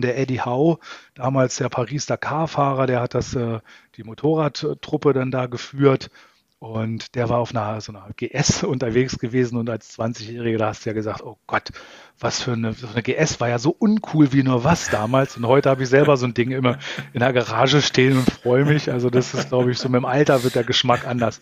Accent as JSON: {"language": "German", "town": "Salzgitter", "region": "Lower Saxony", "country": "Germany", "tie": "born or raised there", "also_born_or_lived": "Braunschweig / Berlin / Baden-Württemberg", "moved": "as an adult", "said": "ich bin äh, aus Norddeutschland, ich bin äh, Niedersachse, äh, bin in Salzgitter ähm, geboren und aufgewachsen"}